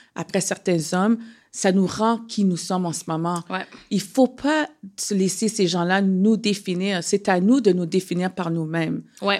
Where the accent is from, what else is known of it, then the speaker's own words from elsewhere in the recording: Canada; je suis née au Canada